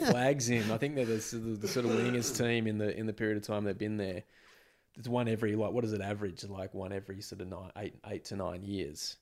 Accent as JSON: {"language": "English", "region": "Western Australia", "country": "Australia", "tie": "born or raised there", "moved": "as an adult", "said": "I'd always lived in W A up until about those sort of two thousand five, two thousand six Yeah, I'm, I moved away from Western Australia in two thousand five"}